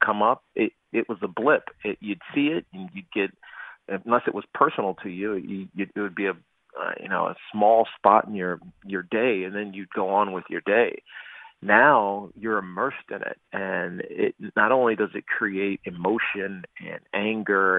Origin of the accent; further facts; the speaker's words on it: Roanoke, Virginia, United States; I'm black and I'm from Roanoke